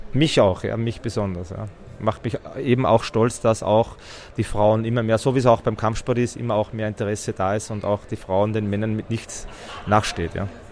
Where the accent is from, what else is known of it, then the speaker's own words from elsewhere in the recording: Styria, Austria; ich bin aus der Steiermark